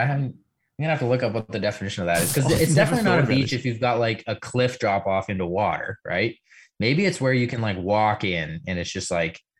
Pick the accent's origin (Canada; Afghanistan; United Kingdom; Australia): Canada; we're pretty ignorant here in Canada.